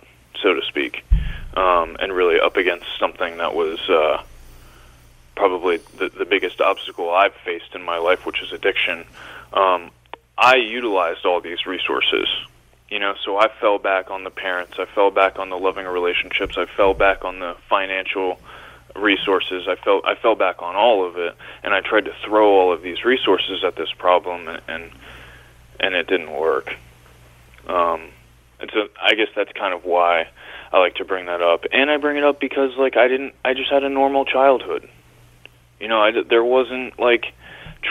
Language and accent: English; Hershey, Pennsylvania, United States; also born or lived in Little Rock, Arkansas; Pretty early on in my life, we moved up to Hershey, Pennsylvania, and that was really where I grew up. I've pretty much spent my whole life in Pennsylvania